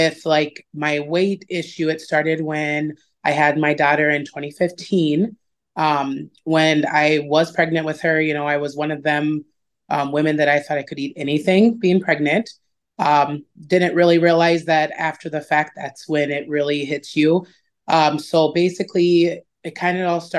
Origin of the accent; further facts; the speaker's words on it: Yankton, South Dakota, United States; moved away as an adult; now in Sioux Falls, United States; I am originally from Yankton, moved up to Sioux Falls, been up here since after I graduated